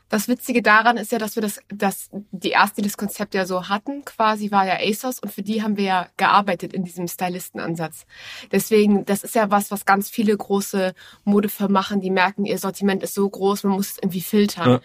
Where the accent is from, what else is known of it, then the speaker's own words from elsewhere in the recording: Hamburg, Germany; Ich bin zwar gebürtige Hamburgerin, aber ich habe mich mit der Hamburger Mentalität und dem Wetter nie komplett identifiziert